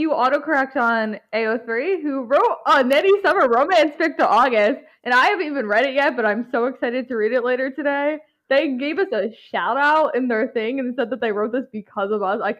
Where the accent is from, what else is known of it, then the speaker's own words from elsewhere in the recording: United States; I'm from America.